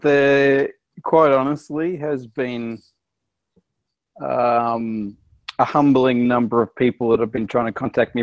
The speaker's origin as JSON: {"language": "English", "country": "Australia", "said": "as an Australian in another country"}